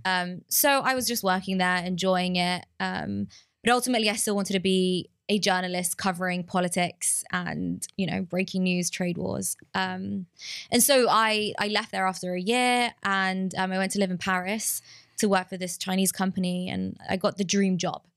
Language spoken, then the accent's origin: English; London, United Kingdom; moved away; growing up in London